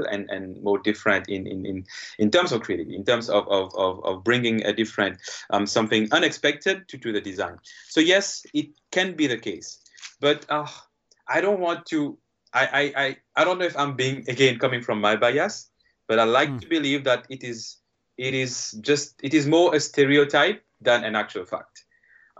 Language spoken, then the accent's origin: English; Mauritius; English is a second language; moved away as an adult; now in South Korea; I come from Mauritius, where we do have a strong Asian background as well